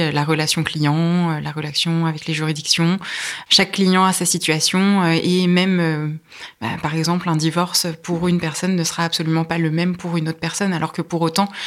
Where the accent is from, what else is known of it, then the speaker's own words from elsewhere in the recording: Le Perray-en-Yvelines, Île-de-France, France; Alors j'ai grandi euh, pas très loin d'ici, à proximité de Rambouillet. Je suis née à Rambouillet et j'ai vécu au Père en Yvelines. J'ai fait euh, mon lycée à Rambouillet.